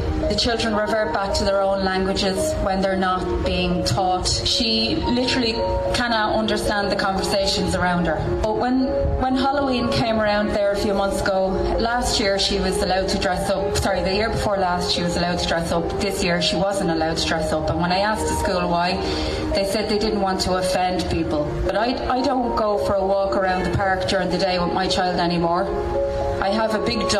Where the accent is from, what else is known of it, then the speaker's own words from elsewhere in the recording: Dublin, Leinster, Ireland; I'm from Dublin, but I come to Mayo every weekend